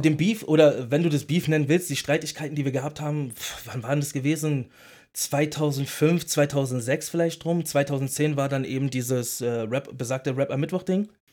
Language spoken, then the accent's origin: German; Berlin, Germany; ich bin ein Berliner, ich bin in einer Berliner Großstadt und nicht gerade in den, in, in den sanften Vierteln aufgewachsen